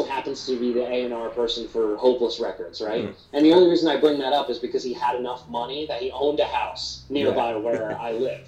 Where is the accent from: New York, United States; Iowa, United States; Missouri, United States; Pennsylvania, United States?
New York, United States; Hudson; moved away as an adult; also born or lived in Albany, New York; now in Los Angeles, United States; I'm originally from Hudson, New York, which is still, the Hudson Valley is just below the Capital Region. So when I moved away from home, which was only 45 minutes away, I moved to Albany to go to college in 2005